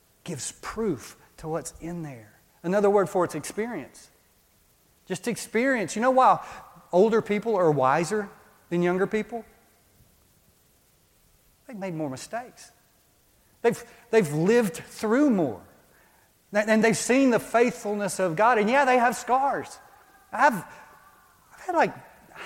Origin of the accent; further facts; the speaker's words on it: Texas, United States; moved away as an adult; I grew up in Texas. When we moved here 20 years ago, we went back to Texas a lot